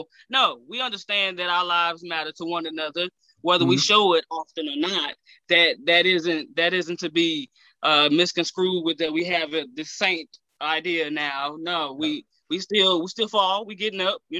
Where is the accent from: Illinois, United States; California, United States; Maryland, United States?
Illinois, United States; East St. Louis; I'm from East St. Louis, Illinois.